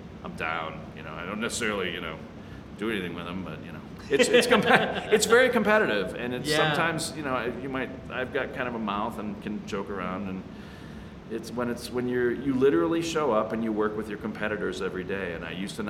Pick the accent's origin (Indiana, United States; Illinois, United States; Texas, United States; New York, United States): Illinois, United States; Chicago; now in Denver, United States; I'm from Chicago